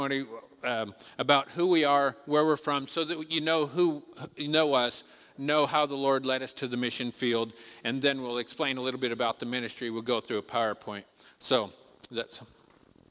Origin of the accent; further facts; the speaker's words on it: Colorado, United States; moved away as an adult; now in Nepal; we are from Colorado